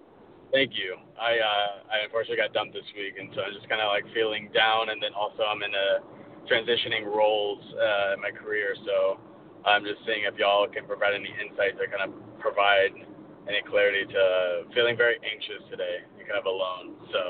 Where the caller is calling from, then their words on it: Austin, Texas, United States; I'm calling from Austin.